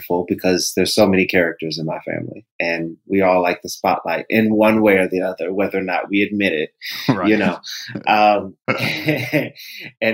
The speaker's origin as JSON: {"language": "English", "town": "Largo", "region": "Maryland", "country": "United States", "tie": "born or raised there", "said": "I grew up in Largo, Maryland, which is in PG County."}